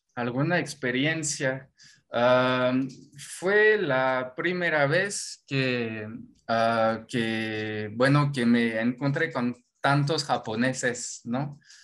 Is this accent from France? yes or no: yes; Normandy, France; Spanish is a second language; moved away as an adult; now in Mexico; yo soy de Normandía, Normandía, Francia